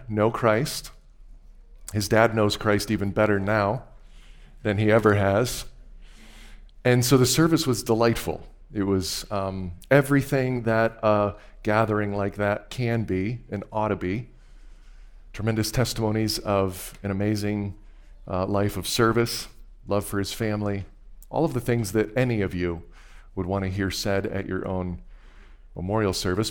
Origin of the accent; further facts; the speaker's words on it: Wisconsin, United States; moved away; I had made just a quick trip back to my home state